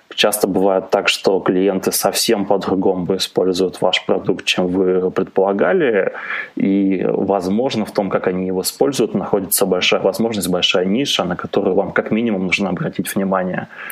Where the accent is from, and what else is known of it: Kharkiv, Kharkiv Oblast, Ukraine; born or raised there; also born or lived in Germany (East Germany)